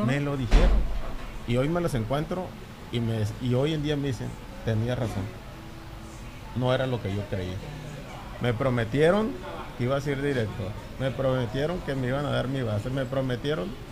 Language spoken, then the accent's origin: Spanish; La Paz, Baja California Sur, Mexico; Amo mi tierra, tengo ese sentido de pertenencia, de, de paseño